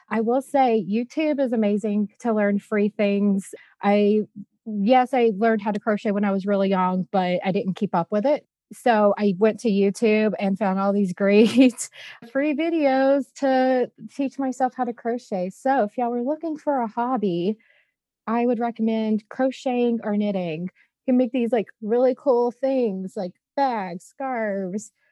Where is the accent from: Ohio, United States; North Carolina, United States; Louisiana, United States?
Louisiana, United States; like I said, I'm from Louisiana, so I love beignets